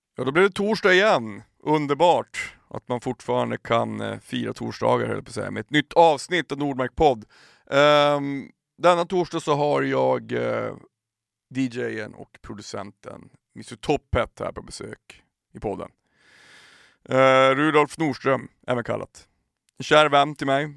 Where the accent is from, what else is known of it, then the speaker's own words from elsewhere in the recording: Piteå, Norrbotten County, Sweden; now in Stockholm, Sweden; jag är ju uppväxt i Piteå